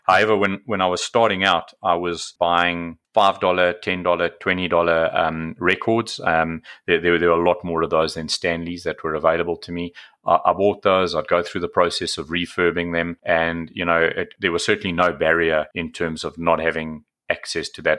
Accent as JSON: {"language": "English", "country": "South Africa", "said": "I'm from South Africa, as you know, so rugby is certainly a sport we played over here"}